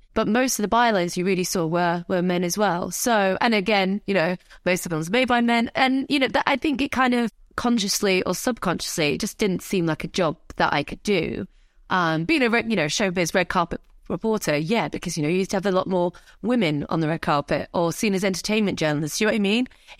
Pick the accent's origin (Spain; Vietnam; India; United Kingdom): United Kingdom; I consider myself North African Arab, but, you know, it's kind of, it's all part of my identity. But yeah, British Ar